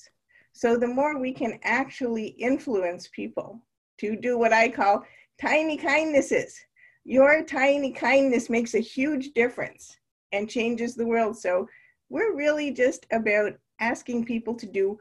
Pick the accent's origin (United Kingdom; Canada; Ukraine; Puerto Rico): Canada; moved away as an adult; now in Naperville, United States; growing up in Canada